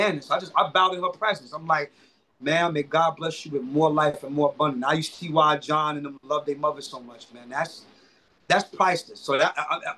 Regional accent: New York City, New York, United States; also born or lived in Bedford-Stuyvesant, Brooklyn; I'm from Crown Heights, Brooklyn

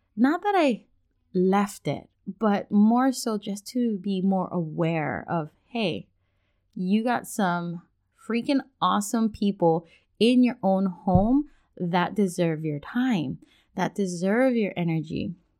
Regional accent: Hawaii, United States; also born or lived in Washington State; now in Washington, United States; we're originally from Hawaii, now we live in Washington State

